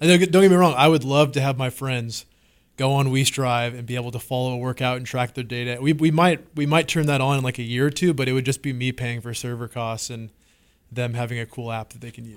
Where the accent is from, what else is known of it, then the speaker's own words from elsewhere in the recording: Washington, United States; moved away as an adult; now in Austin, United States; I'm from Washington State. Um, West Coast my whole life, and moved to Texas finally about, uh, two years ago